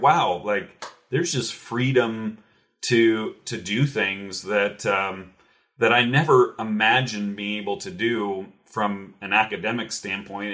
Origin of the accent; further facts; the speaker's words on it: Cincinnati, Ohio, United States; now in Louisville, United States; originally I'm from Cincinnati, Ohio, actually, not too far away from Louisville, Kentucky, where I'm at now